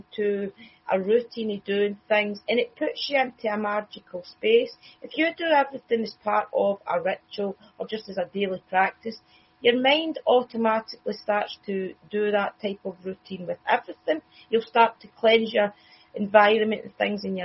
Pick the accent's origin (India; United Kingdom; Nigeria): United Kingdom; Scotland; I'm Scottish